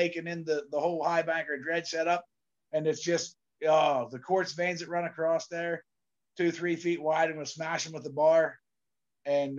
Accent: Pennsylvania, United States; I'm a hillbilly from Pennsylvania

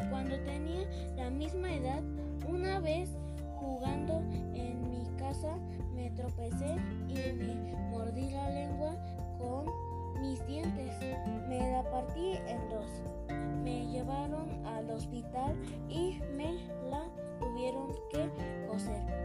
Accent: Mexico City, Mexico; Nací en la Ciudad de México el 9 de agosto del 2010.

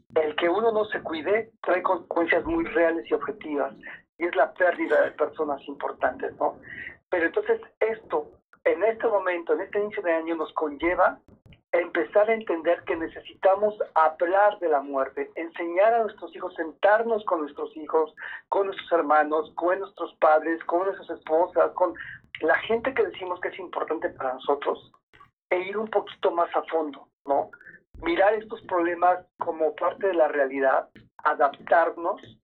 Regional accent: Mexico; somos tantos mexicanos

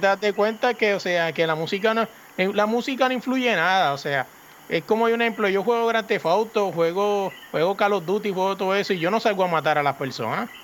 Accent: Puerto Rico; yo me crié en el Residencia Hermano La Pérez

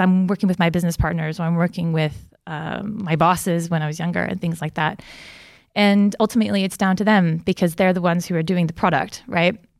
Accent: United States; moved away; I'm originally from America

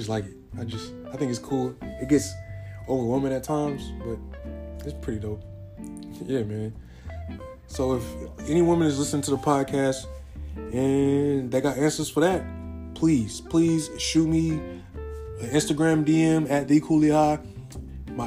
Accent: San Diego, California, United States; also born or lived in Arkadelphia, Arkansas; I was born in San Diego, California, half raised in San Diego, California

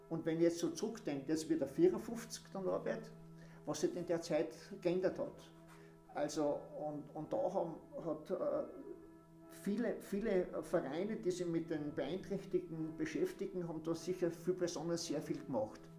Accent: Eisenerz, Styria, Austria; moved away as an adult; now in Eibiswald, Austria; ich bin in Eisenheiß geboren und auch dort aufgewachsen und lebe jetzt in Eiviswald. Und äh, bin von Eisenheiz schon mit 20 dann weg.

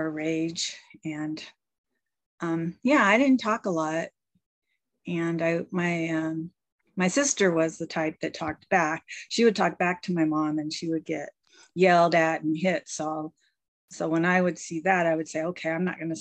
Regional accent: Bay Area, California, United States; moved away as an adult; now in Washington State, United States; I'm originally from California mostly. I was in the Bay Area. I lived there from the age of 5 till about 26.

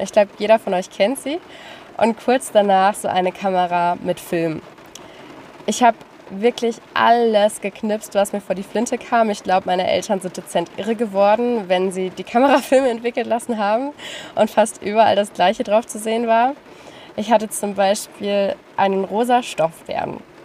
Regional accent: Lüneburg Heath, Lower Saxony, Germany; ich komme aus dem Norden Deutschlands, noch genauer gesagt aus der Lüneburger Heide. Es ist wirklich sehr, sehr schön dort und ich bin dort geboren und aufgewachsen

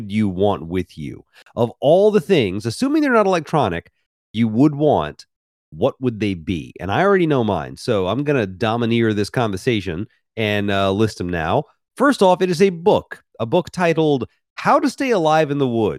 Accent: Memphis, Tennessee, United States; also born or lived in Mississippi; I grew up in Memphis, Tennessee, spent a lot of time in Mississippi

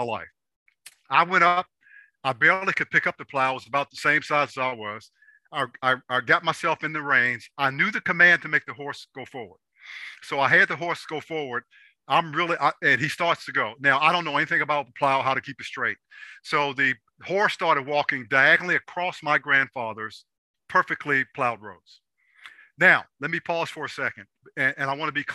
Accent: Washington, District of Columbia, United States; I grew up in Southeast DC

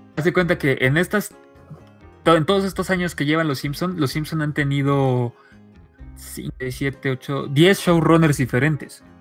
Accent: Mexico; soy mexicano

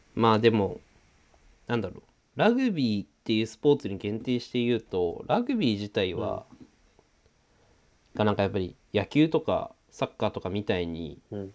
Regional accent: Sanjo, Aomori, Japan; 三条城出身だからさ。三条町って

